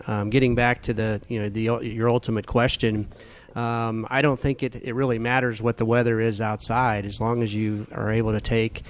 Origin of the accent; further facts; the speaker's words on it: Oklahoma, United States; now in Las Vegas, United States; growing up in Oklahoma.